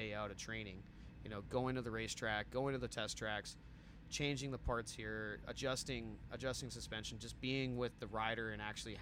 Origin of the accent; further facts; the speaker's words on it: Michigan, United States; moved away as an adult; also born or lived in Phoenix, Arizona; now in Colorado, United States; I grew up in the Midwest, and now I live in Colorado, so I've been in Colorado 10-plus years now